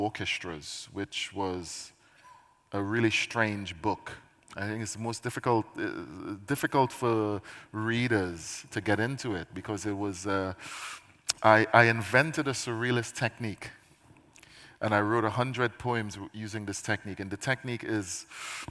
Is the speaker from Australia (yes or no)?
no; Trinidad & Tobago; now in United Kingdom; I am a Caribbean poet because I spent my formative years in the Caribbean